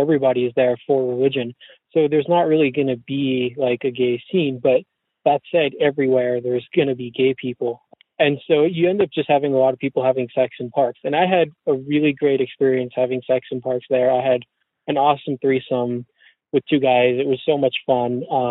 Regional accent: United States; I'm an American. I was raised in America, but I was raised ultra-Orthodox Jewish.

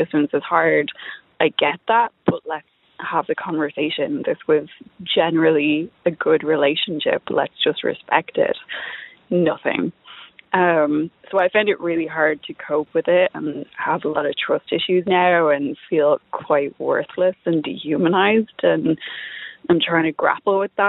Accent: Dublin, Leinster, Ireland; also born or lived in East Coast, United States; I'm from Dublin, but was living on the East Coast

